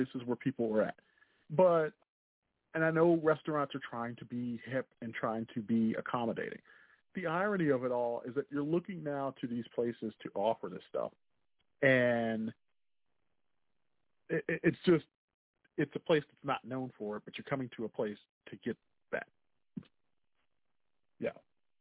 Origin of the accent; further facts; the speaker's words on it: Chicago, Illinois, United States; accent: Chicago; My Chicago accent